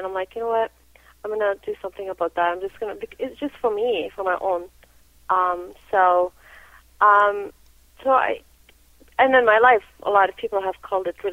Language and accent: English; Lebanon; now in Canada; I come from Lebanon. You know, Lebanon, I was born during the Civil War, so, you know, I went through Civil War